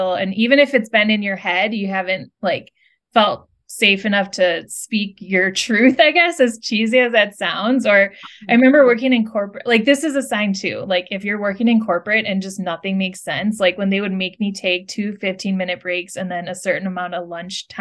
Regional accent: Midwest, United States; growing up in the Midwest

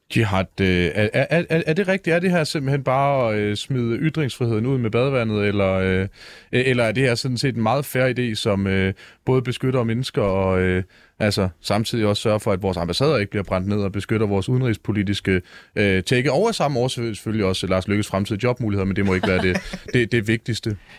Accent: Denmark; Jeg er fra den rigtige Vestegn, nemlig Jylland

